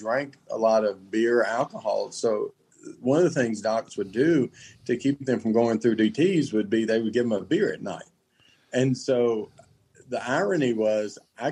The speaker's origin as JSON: {"language": "English", "town": "Lewisburg", "region": "Tennessee", "country": "United States", "tie": "born or raised there", "said": "I grew up in Lewisburg over in Marshall County"}